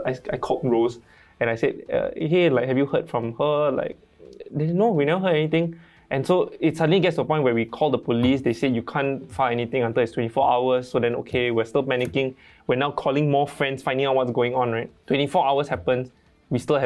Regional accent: Malaysia; I'm Malaysian. Yeah. I grew up in Malaysia.

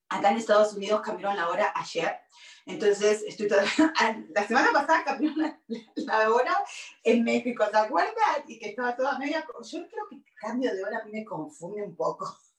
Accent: Argentina; moved away as an adult; also born or lived in Virginia, United States; now in Los Angeles, United States; soy argentina, vine hace 29 años de Argentina y me vine de Argentina a Buenos Aires a Virginia.

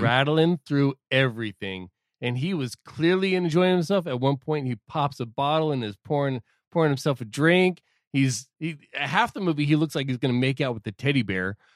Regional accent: Southern California, United States; I'm not from L A, I'm just from Southern California

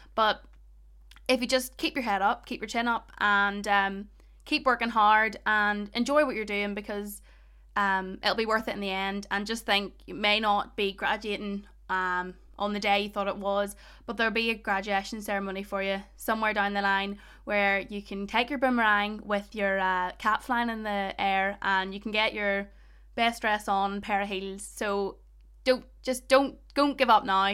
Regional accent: Ballymena, Northern Ireland, United Kingdom; accent: Ballymena; I don't even have a strong Ballymena accent

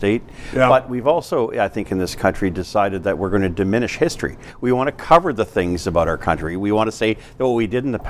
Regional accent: Canada; I'm Canadian

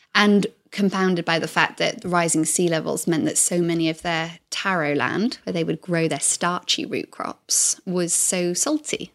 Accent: South Wales, United Kingdom; moved away as an adult; I grew up in South Wales, in the same house my whole life till I went off to university

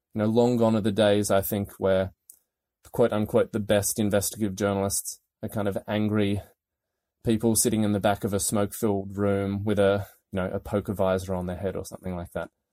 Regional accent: Australia; moved away as an adult; also born or lived in London / Paris; now in Washington, D.C., United States; as my accent will tell you, I'm not from here. I'm Australian and moved to D C in two thousand and sixteen

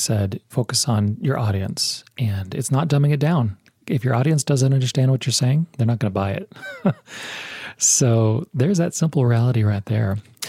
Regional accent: Texas, United States; accent: newscaster American; I grew up in Texas. Oftentimes I'll say howdy.

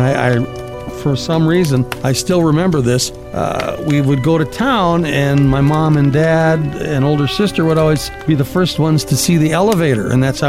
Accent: Edgeley, North Dakota, United States; my hometown of Edgeley, North Dakota, population around 452

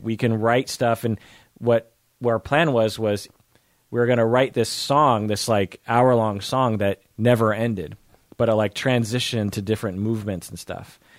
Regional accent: Seattle, Washington, United States; "Where are you from?" I'll be like, uh, "Seattle."

